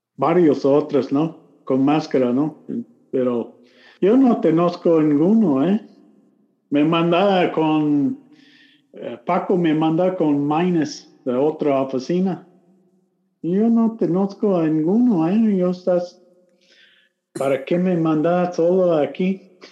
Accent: Lubbock, Texas, United States; Spanish is a second language; moved away as an adult; also born or lived in Mexico; no nací este, en Lubbock, Texas

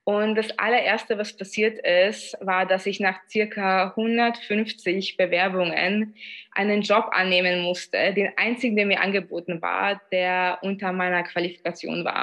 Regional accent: Vienna, Austria; ich bin zwar in Wien aufgewachsen, aber in, von polnischer Herkunft

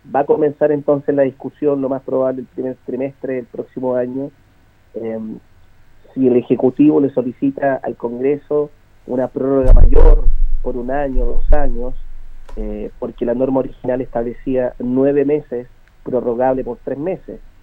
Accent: Linares, Maule, Chile; yo tengo 43 años, soy de Linares, voy a morir en Linares

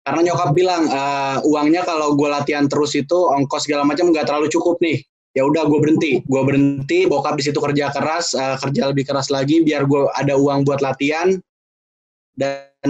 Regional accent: Depok, West Java, Indonesia; gue coba latihan di Senayan itu gue dari Depok itu naik angkot uh, ke stasiun Depok Baru

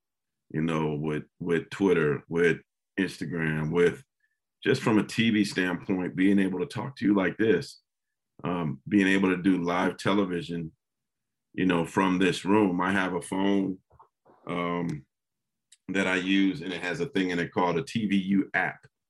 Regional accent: San Jose, California, United States; Growing up in San Jose

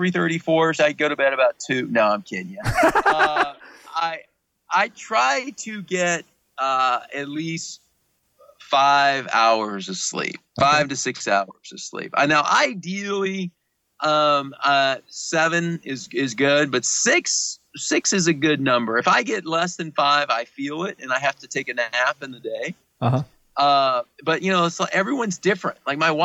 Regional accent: the South, United States; I grew up in the South where everything was fried

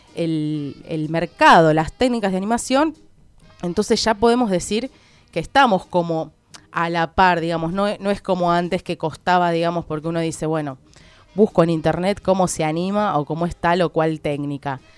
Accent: Argentina; como buen argentino

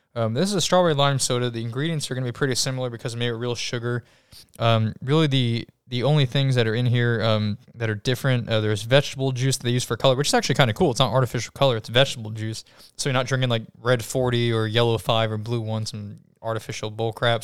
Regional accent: New York, United States; I'm from I'm from New York.

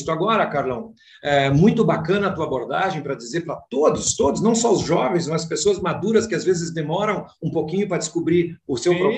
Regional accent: São Luís Gonzaga, Rio Grande do Sul, Brazil; Na verdade, eu sou um gaúcho, um missioneiro, né, da beira do Rio Uruguai, nasci em São Luís Gonzaga

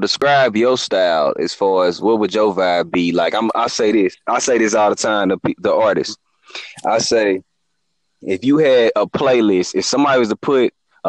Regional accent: St. Louis, Missouri, United States; I'm from St. Louis

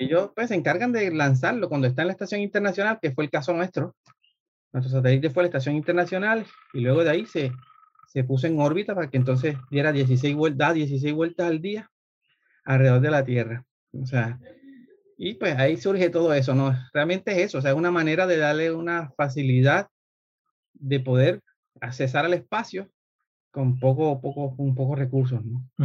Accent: Colombia; moved away; yo soy colombiano. Este, Estudié en Colombia ingeniería mecánica

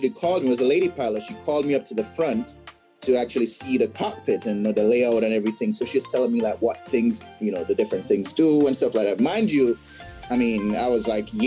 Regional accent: Jamaica; now in United States; I grew up in Jamaica. Uh, left Jamaica in uh, 2007 and moved to the states.

